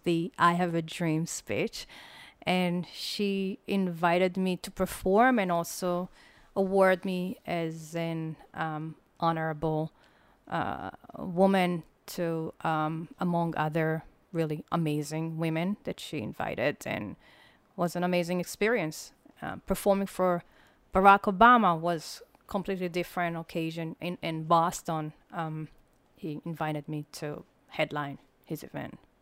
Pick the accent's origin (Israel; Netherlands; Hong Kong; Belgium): Israel; moved away; also born or lived in United States; I never left Israel